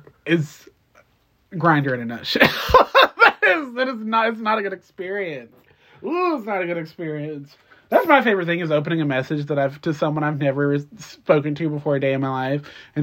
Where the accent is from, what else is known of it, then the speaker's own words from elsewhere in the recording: Detroit, Michigan, United States; Bitch, I'm from Detroit.